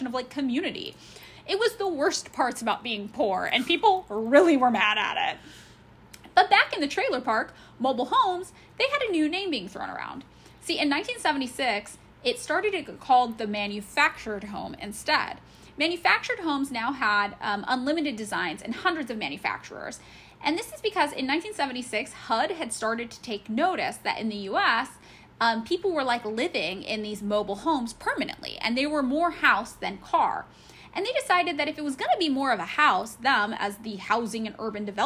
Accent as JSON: {"language": "English", "region": "California", "country": "United States", "tie": "born or raised there", "said": "I grew up in California."}